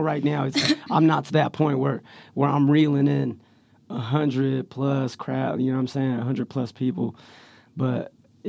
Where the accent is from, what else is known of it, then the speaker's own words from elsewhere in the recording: Stockton, California, United States; Growing up in Stockton was hard and easy at the same time